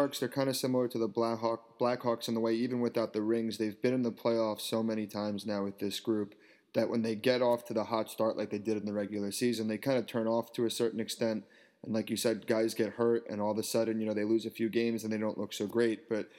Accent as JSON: {"language": "English", "region": "New York", "country": "United States", "moved": "yes", "lives_now": "Boston, United States", "said": "I'm from New York, and now I live in Boston."}